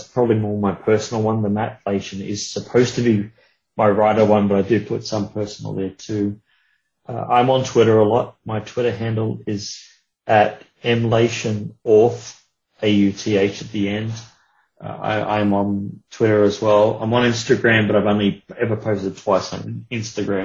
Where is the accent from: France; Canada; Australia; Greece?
Australia; being of Australian origin